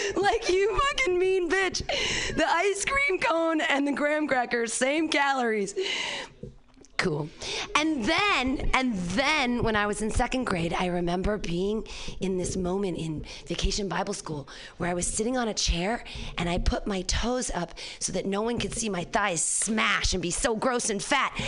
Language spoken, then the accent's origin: English; Danville, California, United States; born or raised there